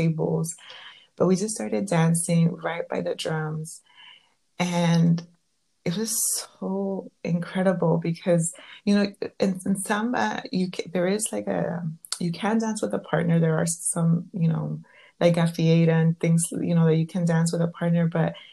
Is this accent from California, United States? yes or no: yes; Southern California, United States; growing up in Southern California